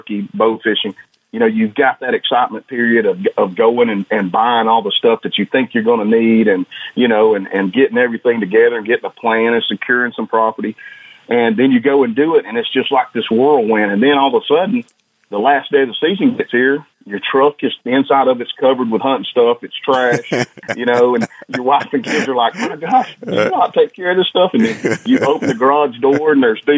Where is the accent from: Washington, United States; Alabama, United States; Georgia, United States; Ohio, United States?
Georgia, United States; Northwest; I grew up in Northwest Georgia